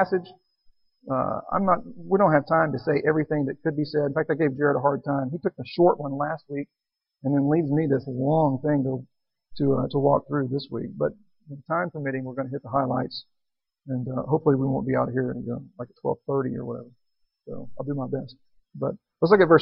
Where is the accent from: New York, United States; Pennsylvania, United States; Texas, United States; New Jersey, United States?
Texas, United States; Texan, born and raised in Texas, lived all my life